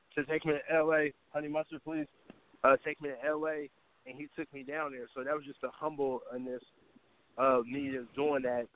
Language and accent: English; Oakland, California, United States; I'm from Oakland, California